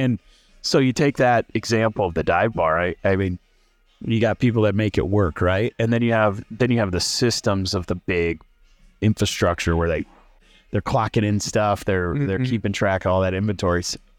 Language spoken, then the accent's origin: English; Illinois, United States; I'm from Central Illinois, cornfields and soybeans.